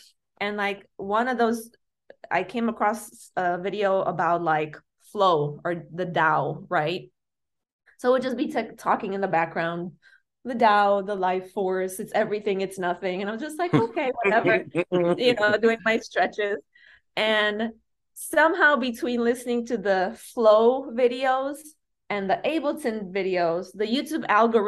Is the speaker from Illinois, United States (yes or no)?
yes; Chicago, Illinois, United States; when I said I do house and I'm from Chicago